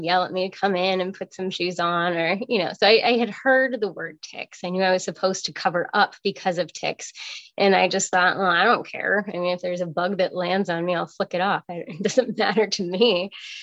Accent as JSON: {"language": "English", "town": "Federal Way", "region": "Washington", "country": "United States", "tie": "born or raised there", "also_born_or_lived": "Chicago", "moved": "as an adult", "said": "I grew up in Federal Way, Washington"}